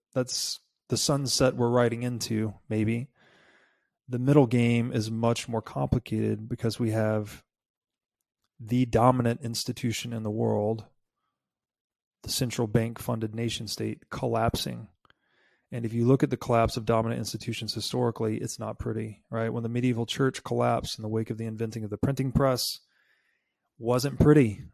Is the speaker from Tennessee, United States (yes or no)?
yes; Tennessee, United States; moved away; I grew up in Tennessee.